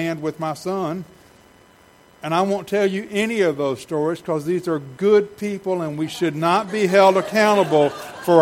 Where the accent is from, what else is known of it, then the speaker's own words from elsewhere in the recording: Savannah, Georgia, United States; I grew up in Savannah.